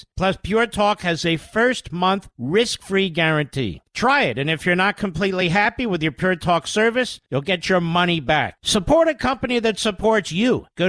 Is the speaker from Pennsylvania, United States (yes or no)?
yes; Philadelphia, Pennsylvania, United States; I was born in Philadelphia.